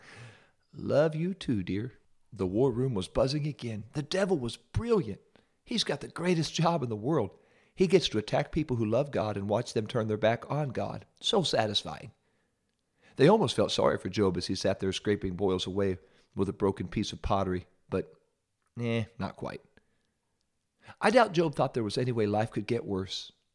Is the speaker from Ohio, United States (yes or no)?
yes; Ohio, United States; I'm from Ohio